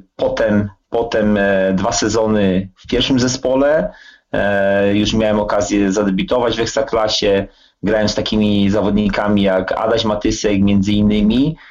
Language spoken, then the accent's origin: Polish; Wrocław, Lower Silesian Voivodeship, Poland; się urodziłem w Wrocławiu. E, mój tata grał w latach 60., 70. w Śląsku Wrocław, a ja się wychowałem na jednym z, na jednym z podwórek e, wrocławskich, na Hubach